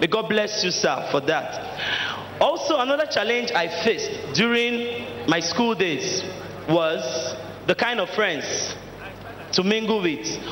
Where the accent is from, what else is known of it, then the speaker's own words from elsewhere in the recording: Delta, Nigeria; now in Lagos, Nigeria; I am from Delta State